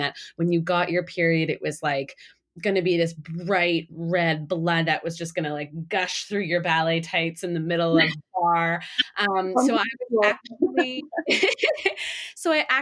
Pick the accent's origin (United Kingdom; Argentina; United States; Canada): Canada; I grew up in Canada